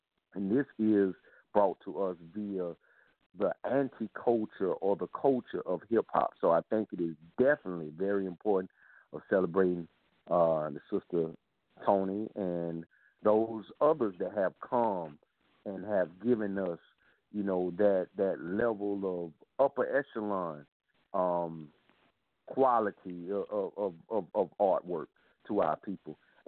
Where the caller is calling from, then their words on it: South Carolina, United States; I'm calling from South Carolina.